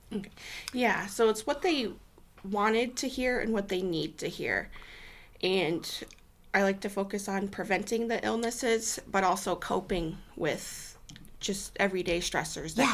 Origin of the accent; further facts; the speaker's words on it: Sergeant Bluff, Iowa, United States; also born or lived in Sioux City, Iowa; I was born and raised in Sioux City. My family lived in Sergeant Bluff for a good 10 years, so that's um, where I spent a good majority of my childhood and teenage years growing up